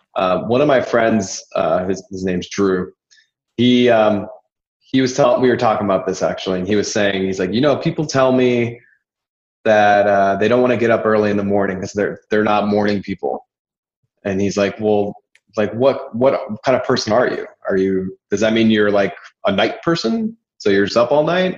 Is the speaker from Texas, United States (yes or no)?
no; California, United States; moved away; also born or lived in Orange County; I was from California